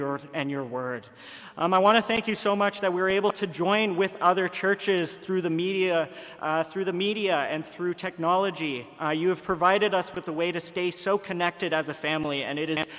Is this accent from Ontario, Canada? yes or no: yes; Ottawa, Ontario, Canada; moved away as an adult; now in Kingston, Canada; I'm from Ottawa